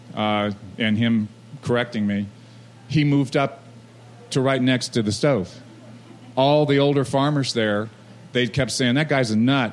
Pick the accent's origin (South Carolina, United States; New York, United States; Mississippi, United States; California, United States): California, United States; San Diego; the Mission, where I grew up in San Diego, I grew up in La Jolla and Kearny Mesa, two places in that town